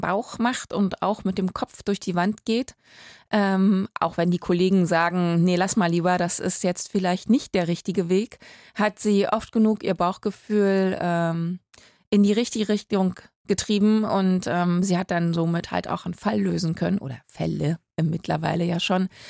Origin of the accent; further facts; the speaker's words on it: Berlin, Germany; ich als Berlinerin